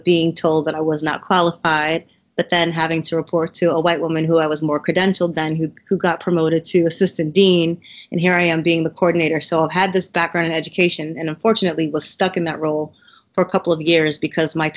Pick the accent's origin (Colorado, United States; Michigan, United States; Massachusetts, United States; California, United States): Massachusetts, United States; moved away as an adult; also born or lived in Cambridge / Waltham / Newton / Boston; now in Baltimore, United States; I am actually from Massachusetts. I have lived in Cambridge, Waltham, Newton